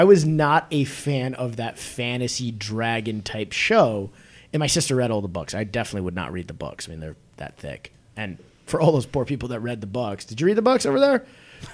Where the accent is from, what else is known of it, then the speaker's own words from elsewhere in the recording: Chicago, Illinois, United States; because we're all from Chicago, have businesses in Chicago